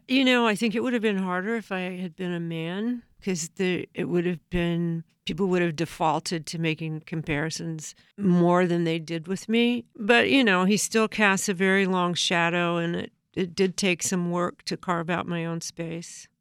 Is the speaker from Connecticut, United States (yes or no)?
no; Southern California, United States; I grew up in Southern California